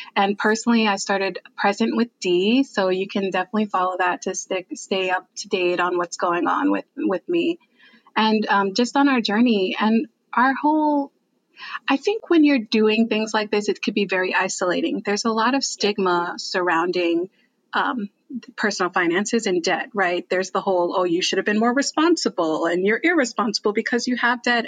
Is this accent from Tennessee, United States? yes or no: no; New Jersey, United States; moved away as an adult; also born or lived in New York; now in Texas, United States; I'm actually I'm from New Jersey